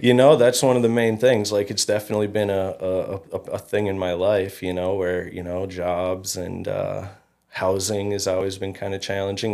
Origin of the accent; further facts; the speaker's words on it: Fergus Falls, Minnesota, United States; I grew up in Fergus.